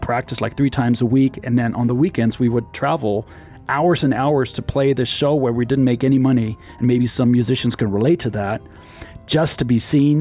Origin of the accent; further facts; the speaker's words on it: Berlin, Germany; now in Klamath Falls, United States; I was born in the East, in the former communist East Berlin